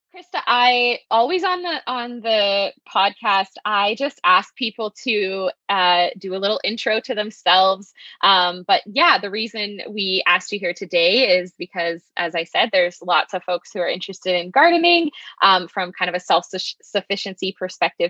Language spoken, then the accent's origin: English; southeastern Saskatchewan, Canada; moved away as an adult; also born or lived in Kelowna, British Columbia; growing up in Saskatchewan in southern southeastern Saskatchewan